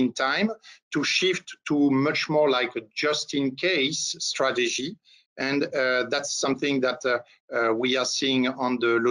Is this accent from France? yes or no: yes; France; accent: French; English is a second language; moved away as an adult; now in Atlanta, United States; As you can notice by my little accent, I'm a French national residing in the US for quite some time.